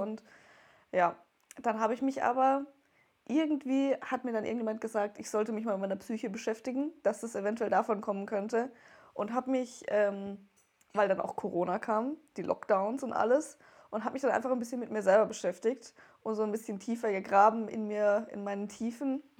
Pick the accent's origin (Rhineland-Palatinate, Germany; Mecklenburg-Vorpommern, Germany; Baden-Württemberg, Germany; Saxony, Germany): Baden-Württemberg, Germany; Wertheim; ich komme aus Wertheim